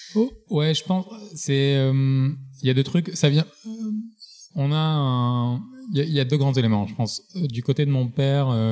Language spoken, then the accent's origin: French; Marseille, Provence-Alpes-Côte d'Azur, France; je viens de Marseille, grandi